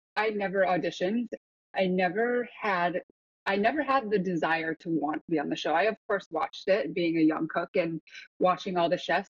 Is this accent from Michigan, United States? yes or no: yes; Grand Rapids, Michigan, United States; also born or lived in Seoul, South Korea; So I was born in Seoul and then I flew from Seoul to Detroit, Michigan, and drove across the country to where I inevitably grew up, which was Grand Rapids